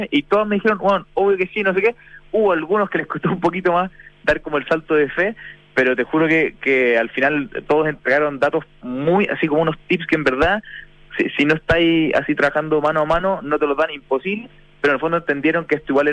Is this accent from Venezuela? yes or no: no; Chile; Obviamente viene de cerca porque soy chileno